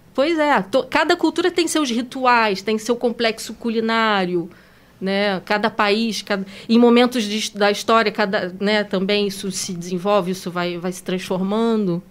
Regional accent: Brazil; now in France

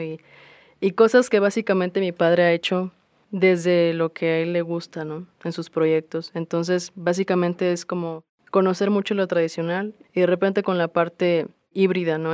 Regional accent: Minatitlán, Veracruz, Mexico; moved away as an adult; now in Xalapa, Mexico; yo soy del sur de Veracruz, específicamente de Minatitlán. Em, yo, bueno, crecí ahí hasta hace unos tres años que me mudé a Jalapa

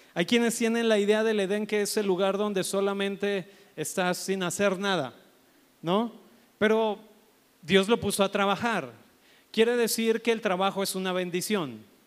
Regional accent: Mexico; Nosotros como mexicanos

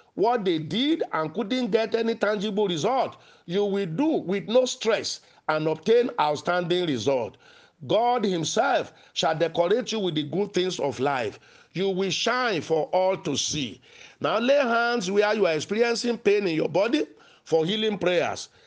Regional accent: Nigeria; as a young man growing up in Nigeria.

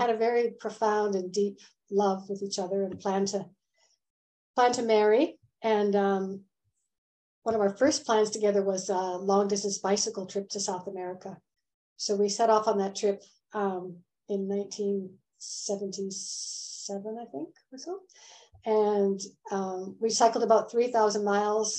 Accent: Canada; moved away as an adult; also born or lived in Vancouver; I'm a Canadian, but I've lived a lot of years outside of Canada

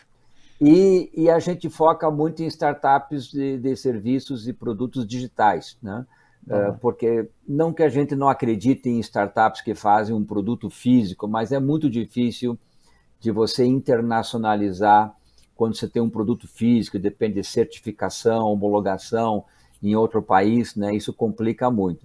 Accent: Curitiba, Paraná, Brazil; Eu sou é, natural aqui do Paraná, é, nascido e criado em Curitiba de onde eu falo agora

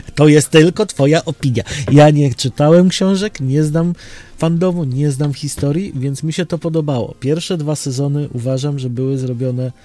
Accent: Łódź, Łódź Voivodeship, Poland; u nas w Łodzi

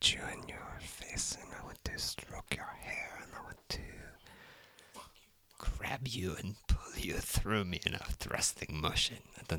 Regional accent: Texas, United States; now in New Zealand; I'm like, oh, I'm American. I'm from blah blah. I'm from Texas and stuff like that.

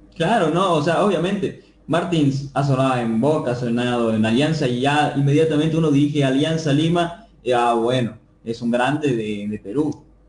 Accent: Bolivia; como hincha boliviano

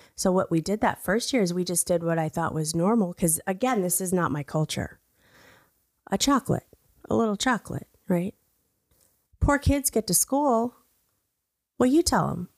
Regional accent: Brownwood, Texas, United States; moved away; also born or lived in Mexico; I was born in Brownwood, Texas. I'm a United States citizen

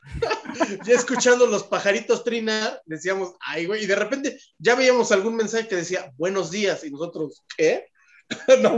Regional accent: Mexico City, Mexico; yo soy del Pedregal

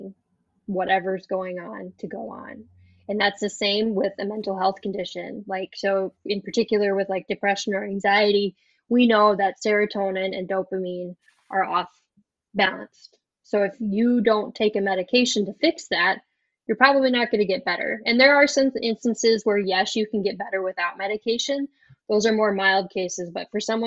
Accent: South Dakota, United States; accent: Minnesotan; moved away as an adult; also born or lived in Wisconsin; now in Minneapolis, United States; So I grew up in South Dakota, but I live in Minnesota now

